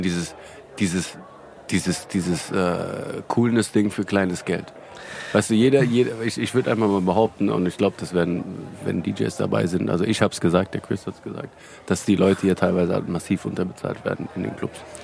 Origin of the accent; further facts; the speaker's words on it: Hanau, Hesse, Germany; now in Frankfurt, Germany; Hanauer Jungs